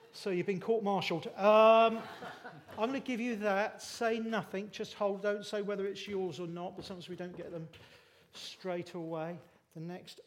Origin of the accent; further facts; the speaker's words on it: Bournemouth, South West England, United Kingdom; now in Littlehampton, United Kingdom; I grew up in Bournemouth. I live in Littlehampton, just down the road now.